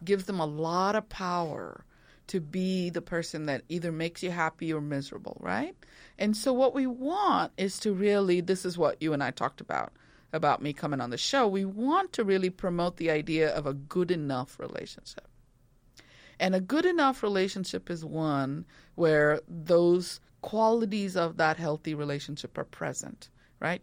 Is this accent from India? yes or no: yes; India; moved away; growing up in India